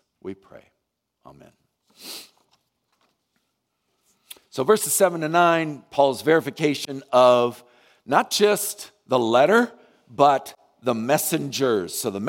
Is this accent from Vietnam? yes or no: yes; Vietnam; I can remember when I was growing up in Vietnam, the Alliance sent out hundreds of missionaries